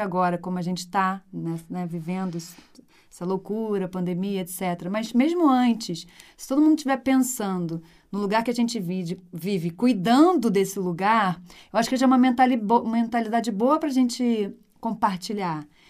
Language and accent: Portuguese; Rio de Janeiro, Brazil; moved away as an adult; also born or lived in Brasília; eu voltei para o Rio